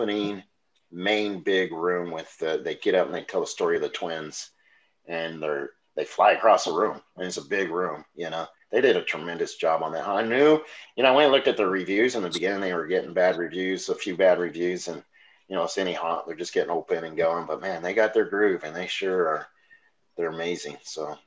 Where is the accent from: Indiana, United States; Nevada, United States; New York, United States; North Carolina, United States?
Nevada, United States; Las Vegas; moved away as an adult; also born or lived in Denver; now in Tennessee, United States; I'm from Vegas